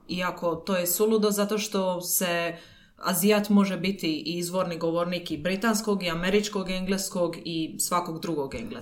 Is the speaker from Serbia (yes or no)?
no; Dalmatia, Croatia; ja sam iz Dalmacije